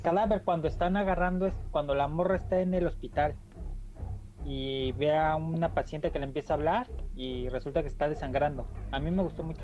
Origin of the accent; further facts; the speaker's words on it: Mexico; somos mexicanos